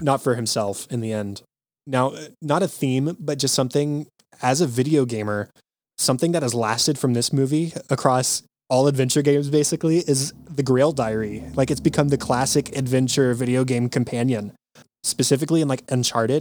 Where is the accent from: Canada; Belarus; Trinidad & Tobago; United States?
United States; Texas; being a Texan